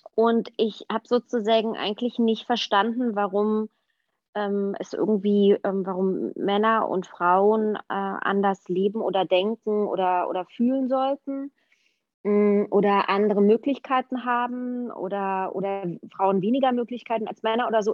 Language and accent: German; Berlin, Germany; ich bin ja in Ostberlin aufgewachsen, ich bin in der DDR aufgewachsen